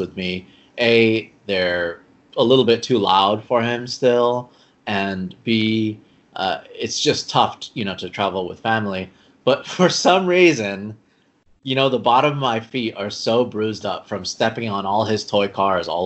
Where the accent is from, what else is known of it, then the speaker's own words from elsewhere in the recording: Los Angeles, California, United States; I grew up in Los Angeles, you know, Southern California.